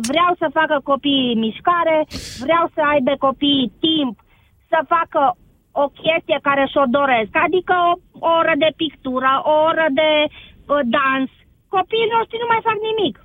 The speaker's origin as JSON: {"language": "Romanian", "town": "Oradea", "region": "Bihor County", "country": "Romania", "said": "sunt din Oradea mai exact"}